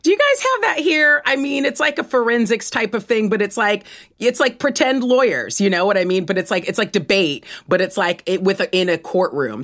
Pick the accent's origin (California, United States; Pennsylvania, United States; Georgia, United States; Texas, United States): California, United States; Los Angeles; moved away as an adult; now in United Kingdom; I was born in Los Angeles, California